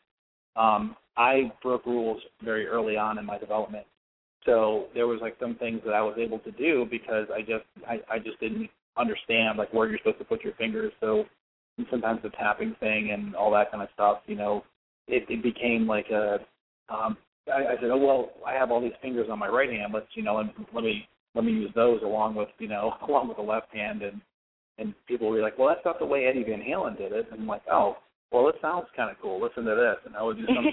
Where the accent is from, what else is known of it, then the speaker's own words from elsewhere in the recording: Florida, United States; now in Pittsburgh, United States; I grew up in Florida